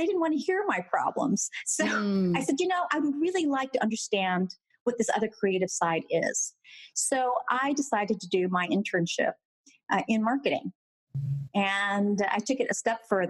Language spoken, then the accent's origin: English; Texas, United States; I am a first generation Texan. So my parents actually immigrated from Asia. And I did all my formative education in Texas